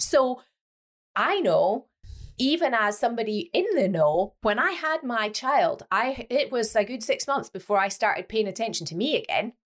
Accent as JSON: {"language": "English", "region": "Scotland", "country": "United Kingdom", "moved": "yes", "lives_now": "Leeds, United Kingdom", "said": "I am Scottish"}